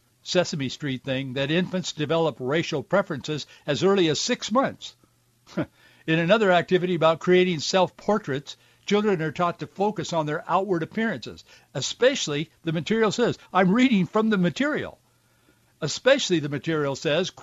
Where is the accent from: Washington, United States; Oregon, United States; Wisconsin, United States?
Washington, United States; Yakima Valley; both my wife and I grew up with in the Yakima Valley